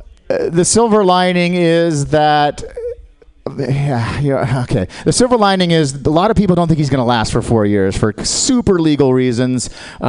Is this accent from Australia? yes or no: yes; Australia; I'm Australian, guys. I'm not with them.